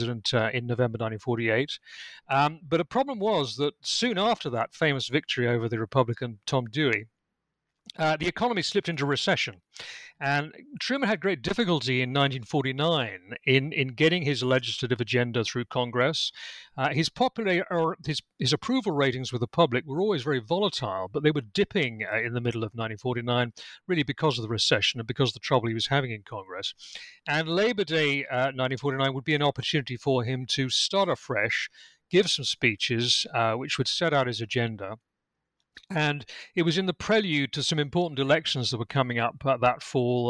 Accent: United Kingdom; accent: British; also born or lived in Lincolnshire, England; as I think you can tell from my accent, I'm British. I'm actually speaking to you from my home in Lincolnshire in England

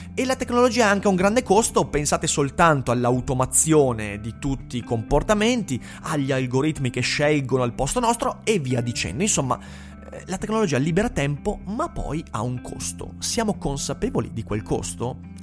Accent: Vicenza, Veneto, Italy; sono vicentino

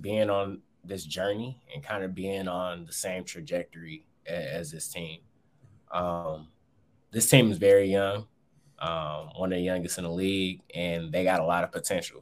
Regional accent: Saginaw, Michigan, United States; I'm from Saginaw, Michigan

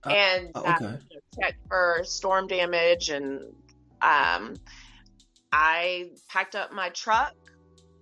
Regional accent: Tuskegee, Alabama, United States; moved away as an adult; also born or lived in Auburn, Alabama; Tuskegee, Alabama, originally

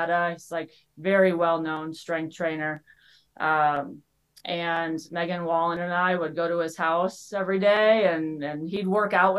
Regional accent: Venice, Florida, United States; moved away as an adult; also born or lived in Kentucky; now in Arizona, United States; I moved back for a job and also to be around my family. And I was able to get an assistant coaching job at my alma mater at Venice High

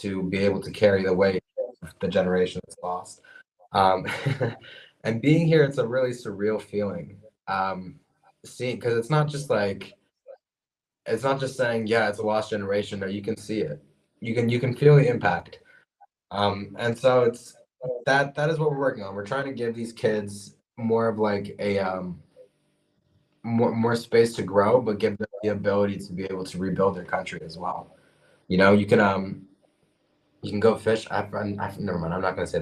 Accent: Lviv, Lviv Oblast, Ukraine; moved away; I was born in Ukraine, but I have a U.S. passport

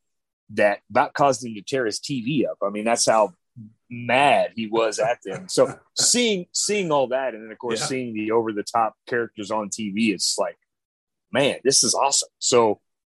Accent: Chillicothe, Missouri, United States; I'm actually from a small little town called Chillicothe, Missouri

